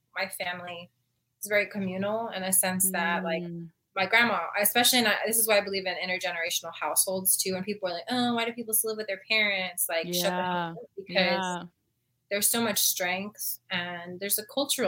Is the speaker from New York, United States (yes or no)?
no; San Antonio, Texas, United States; I was born and raised here in San Antonio, from the west side